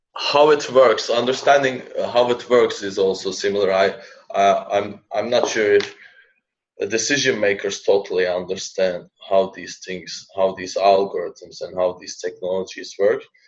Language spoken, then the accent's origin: English; Turkey; moved away as an adult; also born or lived in Finland; now in Helsinki, Finland; So I have finished my bachelor's from my home country, Turkey. Then I uh, moved to Finland for a master's